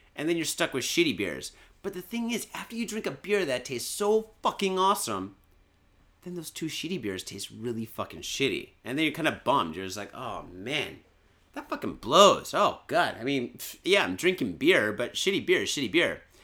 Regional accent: Michigan, United States; now in Japan; I'm from Michigan originally

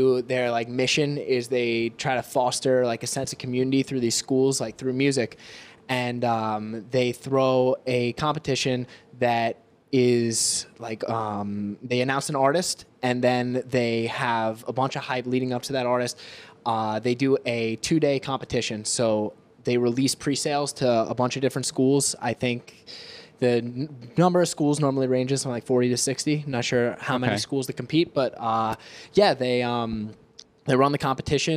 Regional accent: Long Island, New York, United States; I'm from Long Island, New York

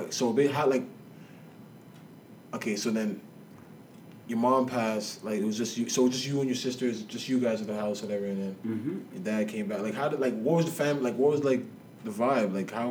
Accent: Nigeria; also born or lived in Scarborough, Canada; now in Canada; when I lived in Scarborough, too, when I first came to Canada, it's like, yo, being Nigerian

